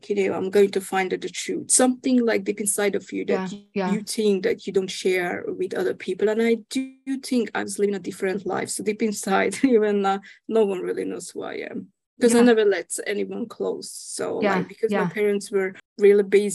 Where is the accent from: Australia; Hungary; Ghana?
Hungary; moved away as an adult; now in United Kingdom; I'm actually originally from Hungary